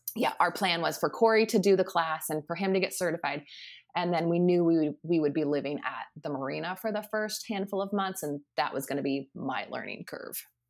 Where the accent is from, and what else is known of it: Lincoln, Nebraska, United States; born or raised there; moved away as an adult; also born or lived in Key West, Florida / Minnesota / California / Puerto Rico